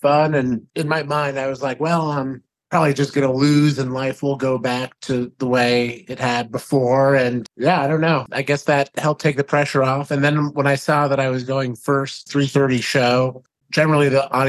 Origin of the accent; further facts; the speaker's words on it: Ardsley, New York, United States; my hometown, Ardsley, New York, up in Westchester